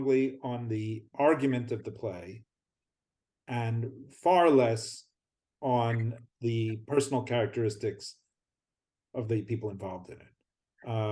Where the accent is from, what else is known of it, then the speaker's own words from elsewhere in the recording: outside of Philadelphia, Pennsylvania, United States; I grew up outside of Philadelphia